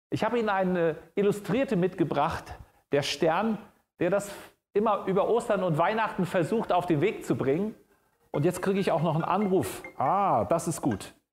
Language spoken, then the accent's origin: German; Frankfurt, Hesse, Germany; Ich komme aus Frankfurt und da gibt es vor der Messe eine große Skulptur.